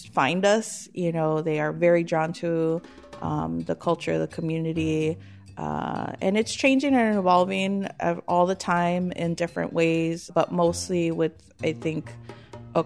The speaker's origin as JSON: {"language": "English", "town": "Chicago", "region": "Illinois", "country": "United States", "said": "being the Chicagoan I am"}